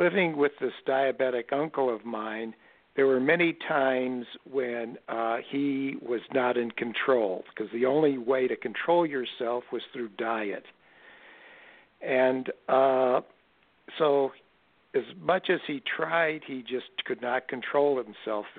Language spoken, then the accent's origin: English; Omaha, Nebraska, United States; growing up in Omaha, Nebraska in the 1950s